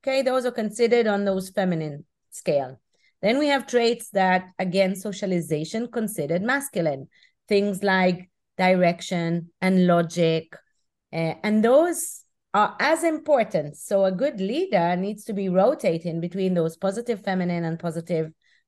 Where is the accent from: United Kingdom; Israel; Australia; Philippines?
Israel; So I'm originally from Israel, as you mentioned. And back in 98, I started my career with Procter & Gamble in Geneva.